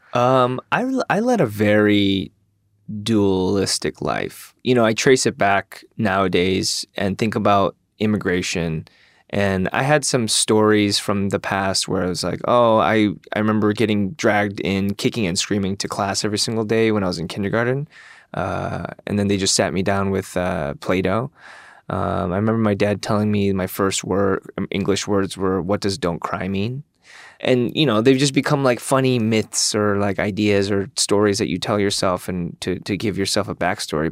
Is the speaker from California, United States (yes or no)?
no; Michigan, United States; also born or lived in South Korea; I'm from Michigan